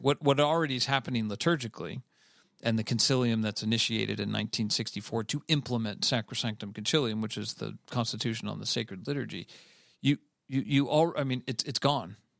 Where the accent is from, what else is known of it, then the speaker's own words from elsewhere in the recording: Cleveland, Ohio, United States; I'm from Cleveland, Ohio